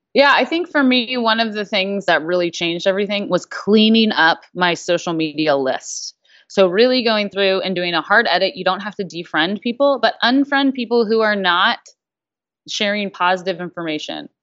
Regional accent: the South, United States; growing up in the South in a food culture

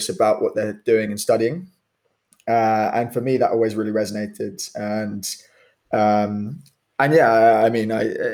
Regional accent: Kent, South East England, United Kingdom; I grew up in Kent

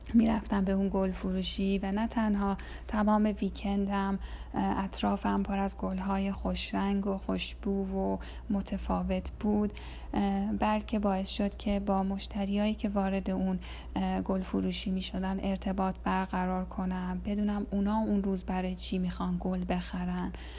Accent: Iran; moved away; تو این سالهایی که از ایران مهاجرت کردم

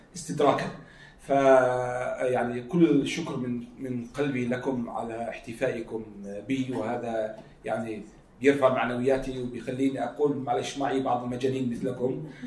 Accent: Jordan; احنا عندنا في الاردن

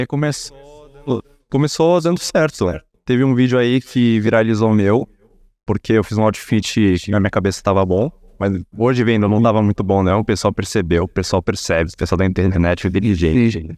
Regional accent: Brazil; Brasileiro, nasci aqui, meus pais nasceram no Brasil também

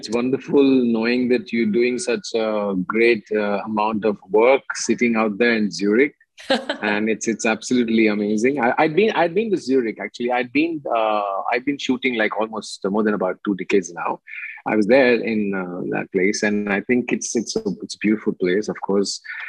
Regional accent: India; being an Indian, at the end of the day, I love being in India

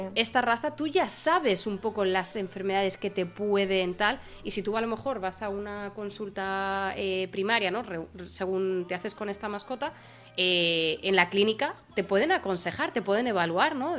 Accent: Spain; moved away as an adult; en mi familia había, teníamos perrete en España

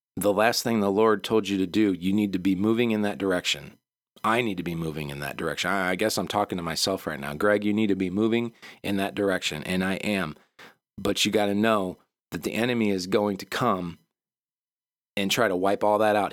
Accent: Michigan, United States; moved away; also born or lived in the South; We're from Michigan

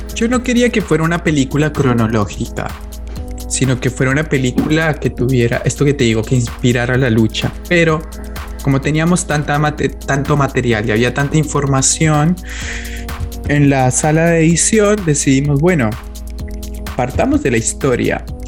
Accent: Colombia; moved away as an adult; now in Argentina; Yo soy colombiano, yo vine a vivir a la Argentina hace más o menos 13 años

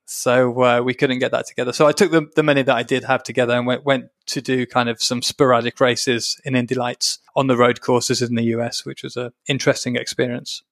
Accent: Birmingham, West Midlands, United Kingdom; I'm from Birmingham, so we're, we're from the same area

